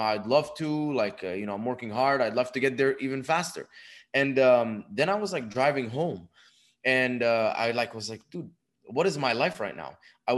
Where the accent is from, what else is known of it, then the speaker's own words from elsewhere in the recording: Dubai, United Arab Emirates; moved away as an adult; also born or lived in Egypt; now in United States; I was born in Egypt, raised in Dubai. When I was 18, moved to the United States for college